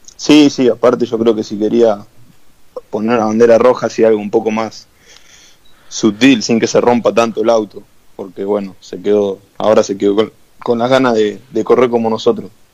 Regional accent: Argentina; como buen argentino

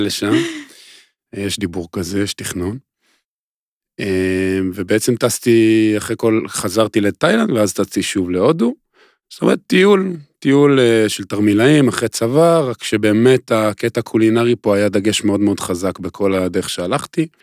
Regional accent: Israel; אני והוא גדלנו כאילו באותו, באותו אזור, אותו מושב

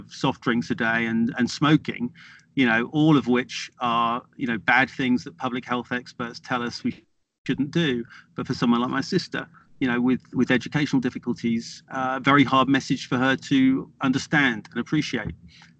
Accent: Norfolk, East of England, United Kingdom; I grew up in Norfolk in the 1970s, with Norfolk's a part of the east of England, it's an agricultural county

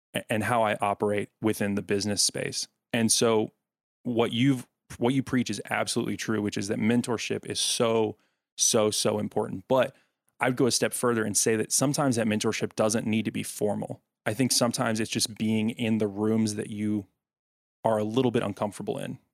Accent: Smyrna, Tennessee, United States; now in Nashville, United States; the Smyrna Laverne area in Rutherford County in Tennessee, that's where I grew up

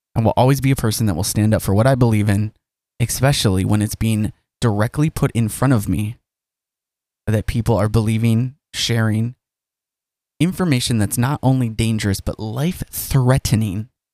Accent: United States; as an American

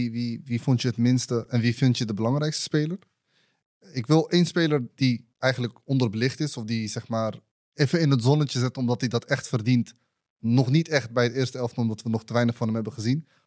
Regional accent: Rotterdam, South Holland, Netherlands; Ik kom uit Rotterdam, dus ik moet wel Capverdi

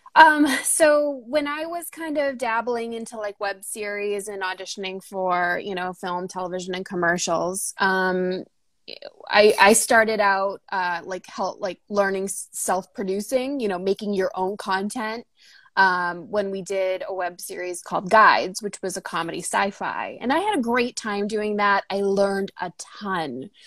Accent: North Shore of Boston, Massachusetts, United States; moved away as an adult; now in Los Angeles, United States; I grew up on the North Shore of Boston in Massachusetts

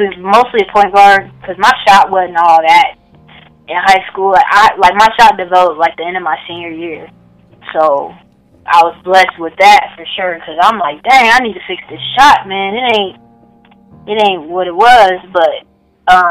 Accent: Lima, Ohio, United States; my hometown, it's pretty small. But a lot of hoopers come from Lima.

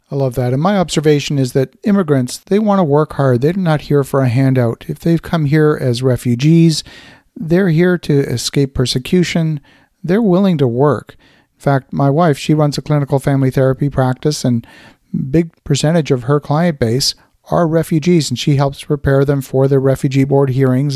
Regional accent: Halifax, Nova Scotia, Canada; I grew up in Halifax, Nova Scotia

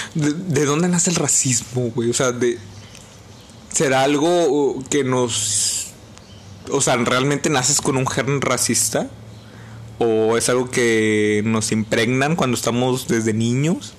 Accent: Mexico

